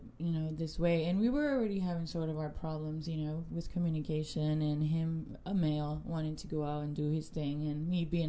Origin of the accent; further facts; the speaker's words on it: Puerto Rico; I'm from Puerto Rico